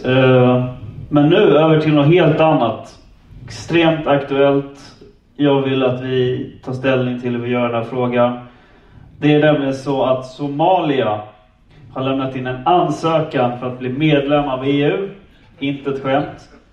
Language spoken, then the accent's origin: Swedish; Stockholm, Stockholm County, Sweden; jag är från Stockholm